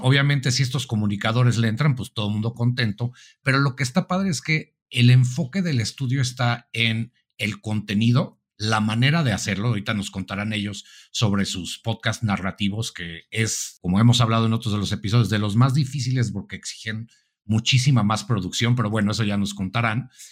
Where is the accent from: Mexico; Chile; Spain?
Mexico